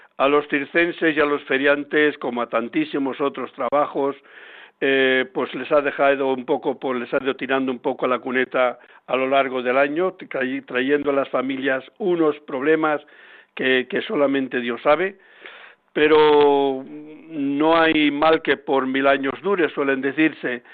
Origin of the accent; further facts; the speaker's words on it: Palencia, Castile and León, Spain; now in Madrid, Spain; Hace días he estado por mi tierra de Palencia